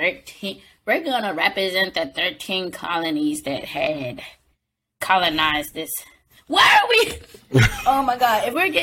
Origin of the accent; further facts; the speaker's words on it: United States; I'm American.